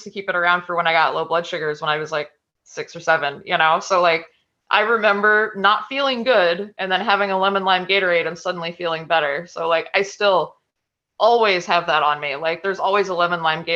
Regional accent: Florida, United States; I'm from Florida

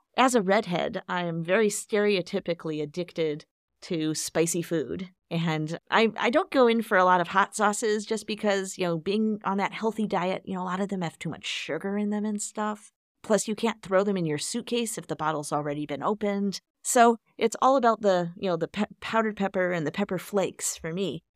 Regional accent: Chicago, Illinois, United States; growing up in Chicago

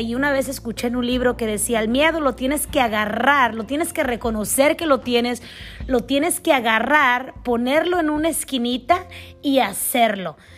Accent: Mexico; moved away as an adult; also born or lived in United States / Canada; crecí, crecí en México, la mayor parte de mi vida la pasé 20, 20 años en México, 8 años en Canadá

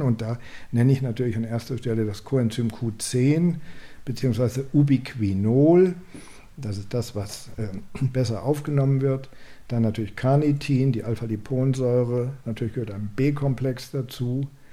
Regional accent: Germany; bei uns in Deutschland

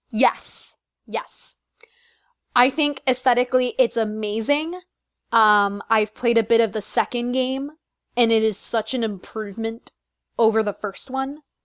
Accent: Chicago, Illinois, United States; now in Philadelphia, United States; I had the chance to go to Chicago, and it was in my hometown

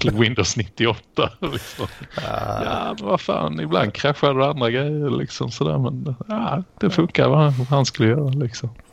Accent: Malmö, Skåne, Sweden; now in Lund, Sweden; min födelsestad Malmö. Jag är tyvärr i exil därifrån.

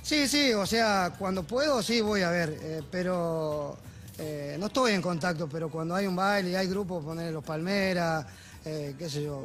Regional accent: Ledesma, Jujuy, Argentina; moved away; los cumpleaños 15 en mi pueblo, comen 10 minutos y bailan de las 12, de, las 12 de la noche hasta las 6 de la mañana, ¿viste? Esa es la costumbre del norte

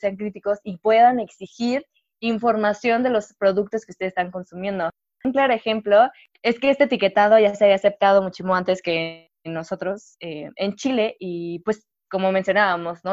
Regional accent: Mexico; como obviamente mexicanos

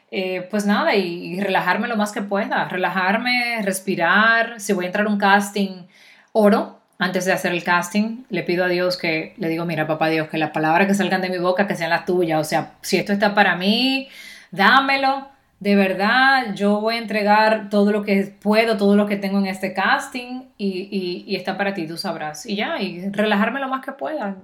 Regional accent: Dominican Republic; also born or lived in Miami; now in Florida, United States; como tú eres dominicana, tú no puedes dominar un acento neutro

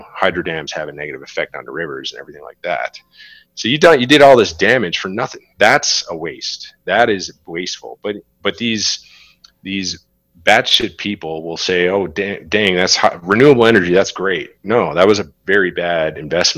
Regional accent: Newfoundland and Labrador, Canada; also born or lived in Alberta / Saskatchewan; now in Western Canada; Newfoundland is very liberal, very left-leaning, has unfortunately had to rely on government for a long time

